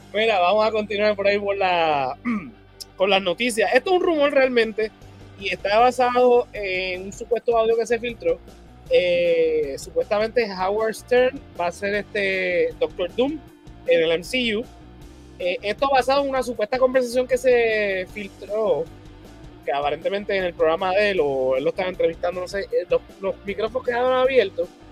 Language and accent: Spanish; Puerto Rico; nosotros como puertorriqueños